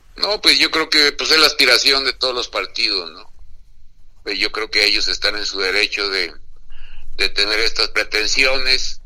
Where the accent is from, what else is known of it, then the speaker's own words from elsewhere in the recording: Mexico; nosotros los mexicanos